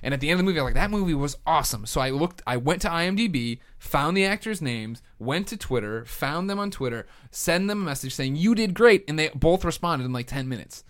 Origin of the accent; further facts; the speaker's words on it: Chicago, Illinois, United States; accent: Chicago; my Chicago accent